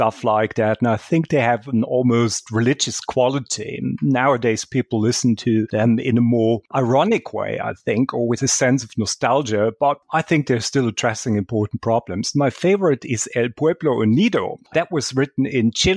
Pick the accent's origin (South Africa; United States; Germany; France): Germany; that was actually my hometown's football club. That was back in the 1970s in Germany